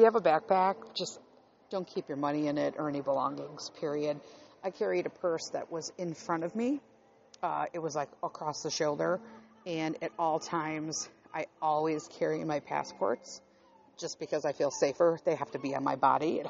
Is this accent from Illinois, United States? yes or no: yes; Chicago, Illinois, United States; I grew up in Chicago